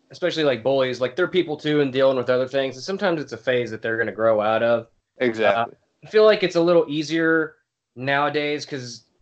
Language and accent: English; West Virginia, United States; West um, Virginia.